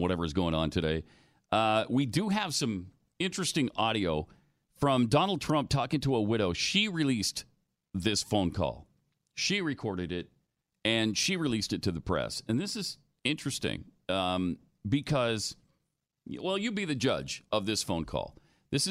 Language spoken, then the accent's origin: English; the West, United States; I'm from the West. I'm from a cowboy state.